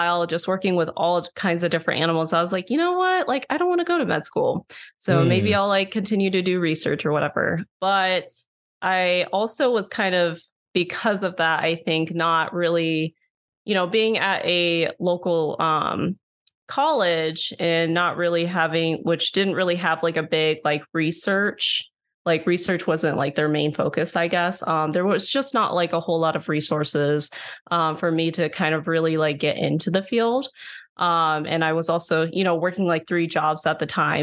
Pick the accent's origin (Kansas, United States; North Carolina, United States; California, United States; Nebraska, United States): Nebraska, United States; Omaha; I'm originally from Omaha, Nebraska. And so I started college at the local state school, so University of Nebraska, Omaha